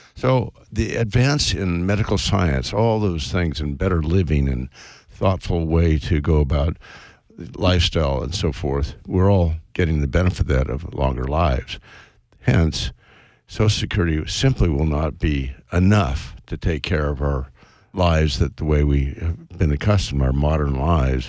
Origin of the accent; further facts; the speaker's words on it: West Coast, United States; I was brought up on the West Coast, went to Stanford